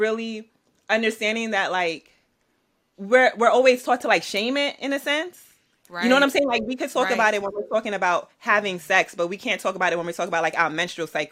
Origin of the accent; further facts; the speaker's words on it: New York City, New York, United States; I'm an artist from Brooklyn, New York.